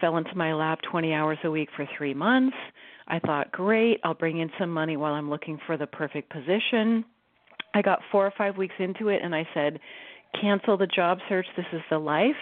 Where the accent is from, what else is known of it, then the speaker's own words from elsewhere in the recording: Silicon Valley, California, United States; I grew up in Silicon Valley, so I'm a Silicon kid